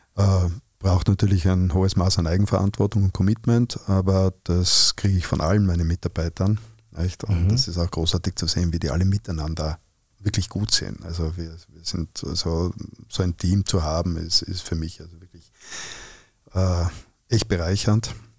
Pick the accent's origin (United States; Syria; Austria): Austria; Innsbruck, Tyrol; accent: Tyrolean; moved away; In meiner Heimatstadt in Innsbruck